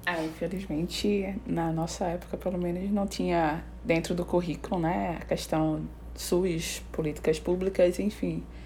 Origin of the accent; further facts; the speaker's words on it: Recife, Pernambuco, Brazil; a gente é de Recife, Pernambuco